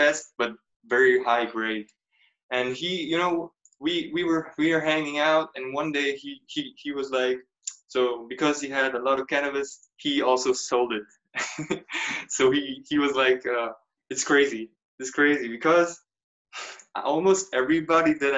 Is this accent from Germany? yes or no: yes; Germany; moved away; also born or lived in United States; growing up in Germany, my parents come from Serbia